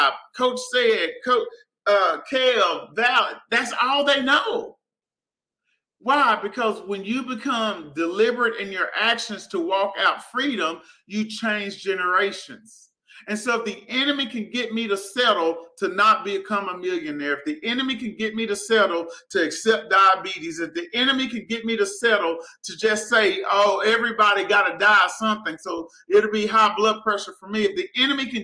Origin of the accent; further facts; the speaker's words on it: Prescott, Arkansas, United States; I grew up in Prescott, Arkansas, small town.